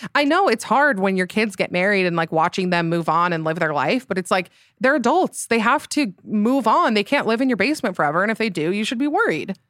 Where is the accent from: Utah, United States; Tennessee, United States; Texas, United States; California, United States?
Utah, United States; So, I am from Utah. I s, currently live there in Salt Lake City.